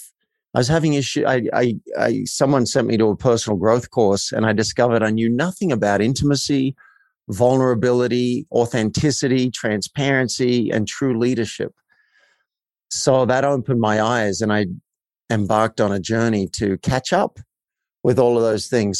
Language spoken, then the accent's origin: English; Australia; I grew up in a country town in Australia.